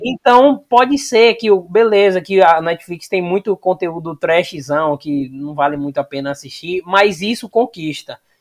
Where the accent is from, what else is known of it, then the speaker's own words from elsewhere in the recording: interior of Bahia, Brazil; now in Salvador, Brazil; eu moro em Salvador, sou do interior da Bahia, mas moro em Salvador